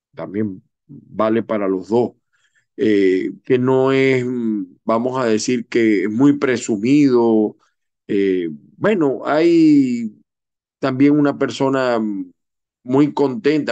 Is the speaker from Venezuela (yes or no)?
yes; Venezuela; moved away; como buen venezolano